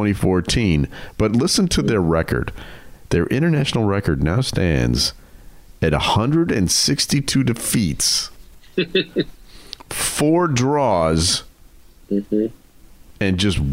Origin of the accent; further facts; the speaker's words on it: United States; I'm an American